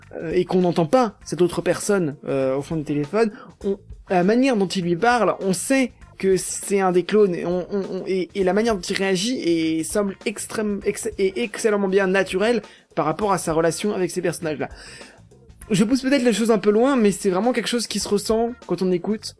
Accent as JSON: {"language": "French", "area": "Paris region", "region": "Île-de-France", "country": "France", "said": "je suis de la région parisienne"}